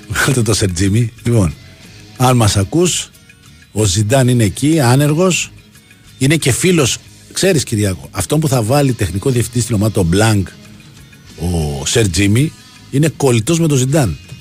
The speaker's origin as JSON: {"language": "Greek", "town": "Livadeia", "region": "Central Greece", "country": "Greece", "tie": "born or raised there", "said": "είναι η πατρίδα μου"}